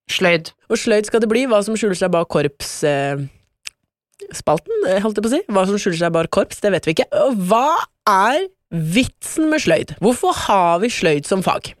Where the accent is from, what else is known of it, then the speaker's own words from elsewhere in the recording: Porsgrunn, Telemark, Norway; moved away; Hjemme i Porsgrunn